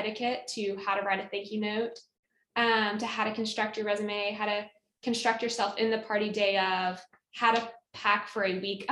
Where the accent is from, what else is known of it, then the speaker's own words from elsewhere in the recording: Knoxville, Tennessee, United States; moved away as an adult; also born or lived in Auburn, Alabama; I'm from Knoxville, Tennessee, was born and raised there, and then left one college hometown for another to head to Auburn on the plains